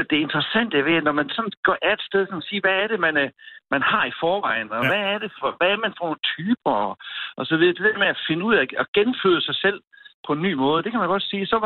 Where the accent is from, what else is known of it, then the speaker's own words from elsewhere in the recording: Southern Jutland, Southern Denmark, Denmark; moved away as an adult; also born or lived in Odense; now in Rudme, Denmark; jeg er faktisk sønderjyde